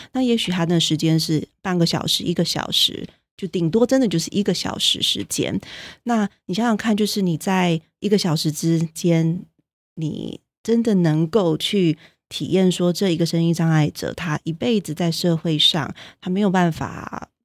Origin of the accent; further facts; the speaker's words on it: Taiwan; moved away; also born or lived in United States; 我如果通常在美国的时候就会强调说我是台湾人